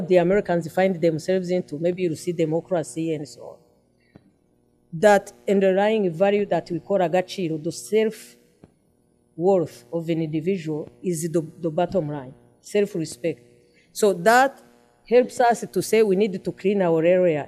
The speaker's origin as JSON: {"language": "English", "country": "Rwanda", "said": "Umuganda that has helped our country to be rebuilt"}